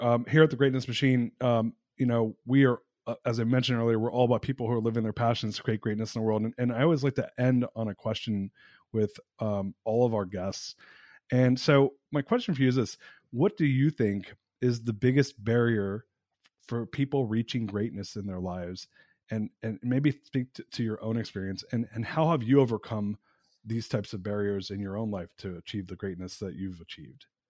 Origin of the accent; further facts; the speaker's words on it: Southern California, United States; I grew up in SoCal in the 80s